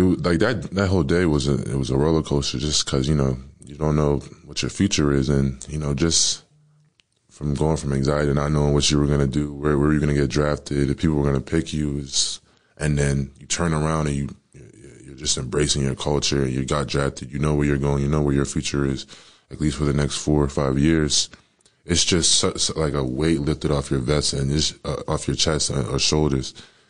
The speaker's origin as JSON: {"language": "English", "town": "Howell", "region": "New Jersey", "country": "United States", "tie": "born or raised there", "said": "You know, it was definitely different. You know, I love Howell."}